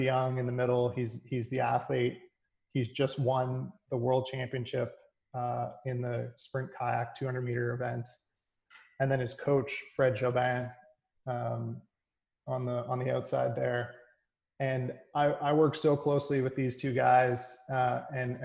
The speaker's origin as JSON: {"language": "English", "town": "Halifax", "region": "Nova Scotia", "country": "Canada", "said": "I'm from Halifax, Nova Scotia, and I went to Dalhousie University"}